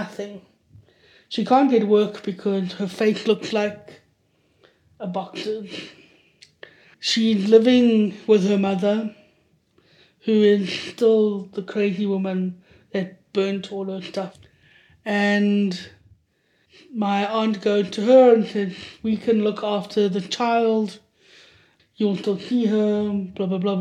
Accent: Johannesburg, Gauteng, South Africa; I was born in Johannesburg to a poor white family

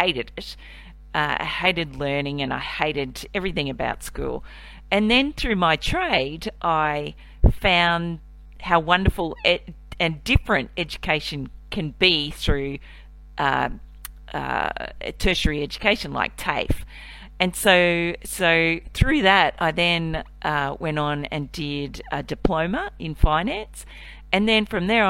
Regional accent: Cairns, Queensland, Australia; now in Melbourne, Australia; I was born in Melbourne, but I grew up in Cairns, which is in North Queensland

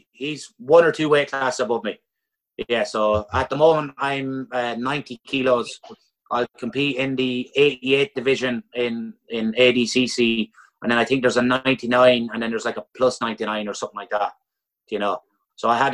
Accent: Ireland; a lot of us as Irish people

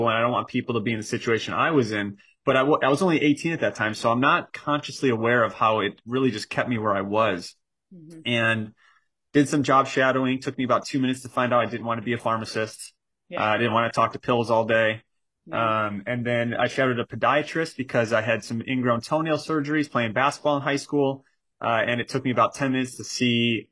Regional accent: Chicago, Illinois, United States; So I grew up in Chicago, and in Chicago, all my family still is, majority of my family.

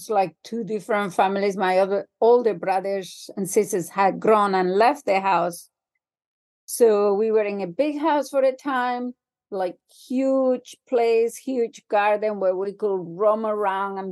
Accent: Spain; moved away as an adult; also born or lived in England; I grew up in Spain

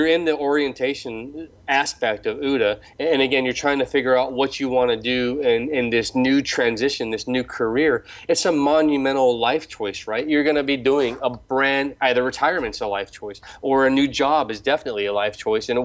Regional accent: United States; moved away; as an American

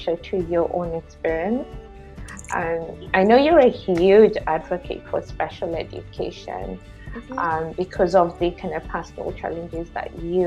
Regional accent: Kenya; moved away; I grew up in Kenya, in Africa

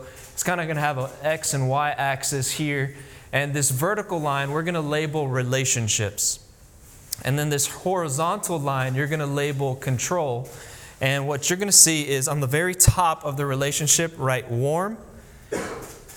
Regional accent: Miami, Florida, United States; born or raised there; moved away as an adult; also born or lived in Tennessee; now in Hendersonville, United States

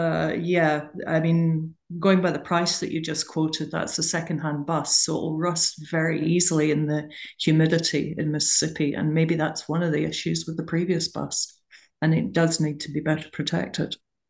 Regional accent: United Kingdom; now in United States; I've seen them all my life and growing up in Britain and in other countries, but I haven't seen any in the US

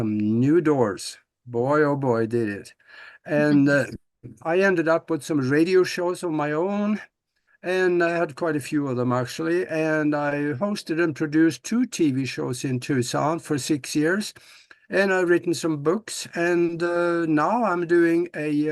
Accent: Norway; moved away as an adult; now in United States; I was born and raised back in Norway on a farm back there, and I was going to be a farmer.

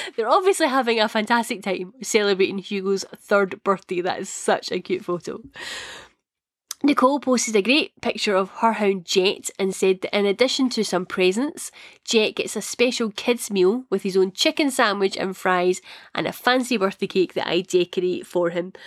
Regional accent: Scotland, United Kingdom; accent: Scottish; my Scottish accent.

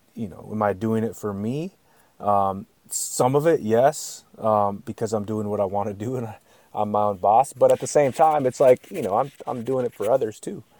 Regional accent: Yakutat, Alaska, United States; I'm from a village, I'm from Alaskan Village

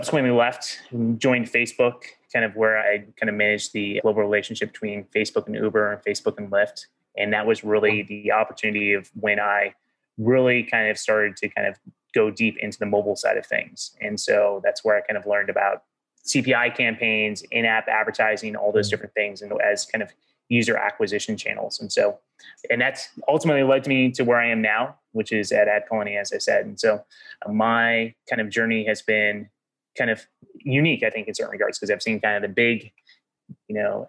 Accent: Oklahoma, United States; moved away as an adult; also born or lived in Mountain View, California; I grew up in Oklahoma, went to school at Oklahoma State

